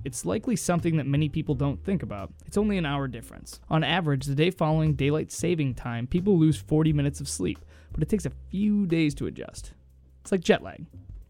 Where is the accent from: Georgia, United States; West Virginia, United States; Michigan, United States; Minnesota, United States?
Minnesota, United States; My hometown. In 1965, Minnesota had its own starting time for DST, separate from the federal government.